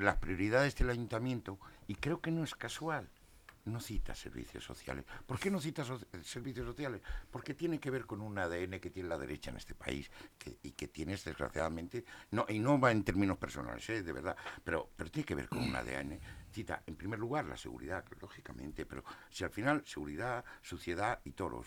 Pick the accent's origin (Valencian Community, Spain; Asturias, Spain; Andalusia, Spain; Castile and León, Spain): Asturias, Spain; yo soy asturiano